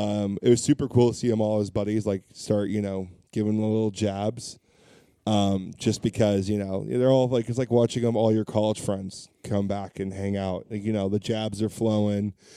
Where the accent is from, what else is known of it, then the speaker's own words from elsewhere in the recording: Orange County, California, United States; born and raised in Orange County